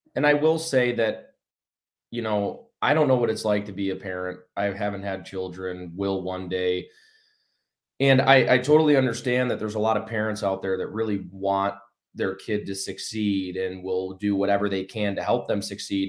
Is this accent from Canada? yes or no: no; Battle Creek, Michigan, United States; Battle Creek, Michigan is where I, uh, you know, was born and raised